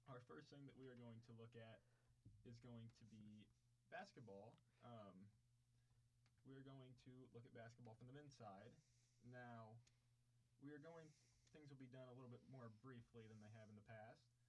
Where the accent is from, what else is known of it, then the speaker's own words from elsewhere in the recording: Peoria, Illinois, United States; now in Paducah, United States; from like two hours south of Chicago. I'm from Peoria, Illinois. That's where I'm from.